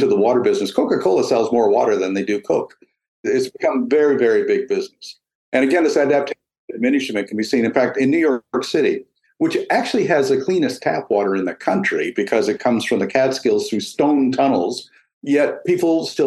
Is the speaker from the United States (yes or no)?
no; Eastern Canada, Canada; moved away; When I was a child in the 50s, early 60s, nobody ate mussels in eastern Canada.